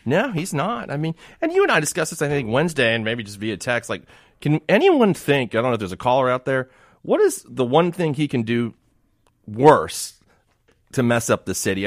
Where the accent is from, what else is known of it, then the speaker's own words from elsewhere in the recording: Miami, Florida, United States; now in Jackson, United States; I grew up in Miami until ninety-three